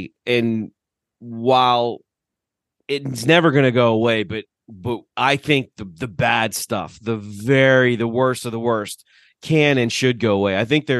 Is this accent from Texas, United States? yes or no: no; Pittsburgh, Pennsylvania, United States; accent: Pittsburgh; my Pittsburgh accent